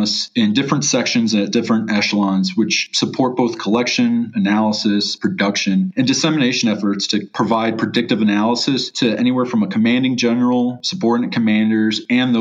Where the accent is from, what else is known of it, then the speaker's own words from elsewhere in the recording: Chicago, Illinois, United States; I'm from Chicago, Illinois.